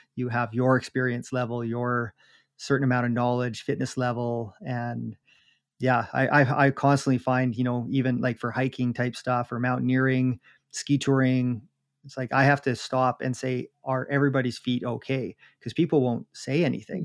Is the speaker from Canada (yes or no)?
yes; Jasper, Alberta, Canada; I grew up in Jasper